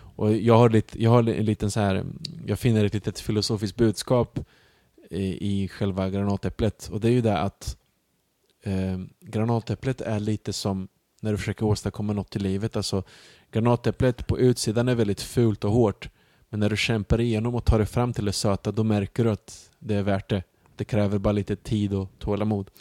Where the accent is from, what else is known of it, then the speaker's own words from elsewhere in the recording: Sweden; also born or lived in Mostar, Bosnia and Herzegovina; jag kommer därifrån, jag är uppvuxen i Sverige